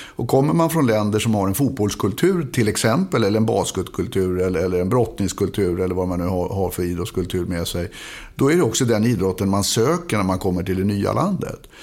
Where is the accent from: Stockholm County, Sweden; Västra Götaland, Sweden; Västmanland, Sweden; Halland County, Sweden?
Stockholm County, Sweden; Stockholm; born or raised there